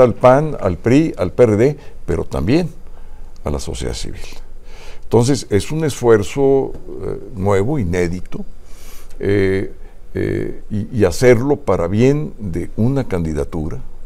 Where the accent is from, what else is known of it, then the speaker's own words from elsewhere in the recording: Mexico; somos los mexicanos